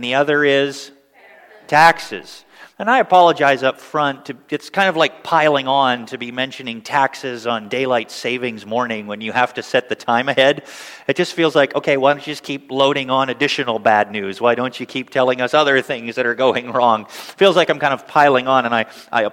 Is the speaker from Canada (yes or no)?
yes; Northern Ontario, Canada; growing up in Canada, of course, in Northern Ontario